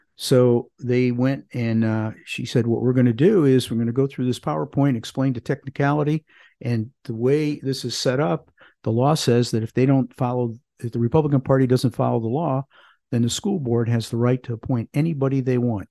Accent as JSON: {"language": "English", "town": "Parma", "region": "Ohio", "country": "United States", "tie": "born or raised there", "moved": "yes", "lives_now": "Greensboro, United States", "said": "I grew up in a suburb of Cleveland called Parma"}